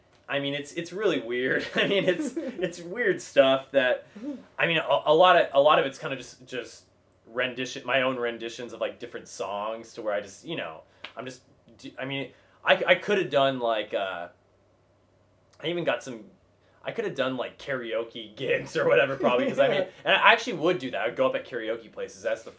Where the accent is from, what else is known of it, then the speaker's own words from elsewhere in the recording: Kentucky, United States; I think I went up and said my name. … I'm from Kentucky.